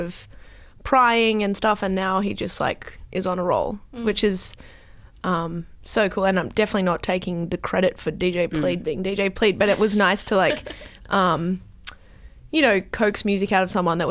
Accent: Australia; our being is Australian.

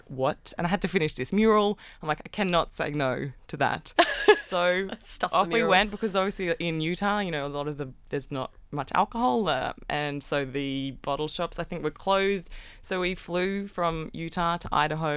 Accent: Australia; I'm from Australia.

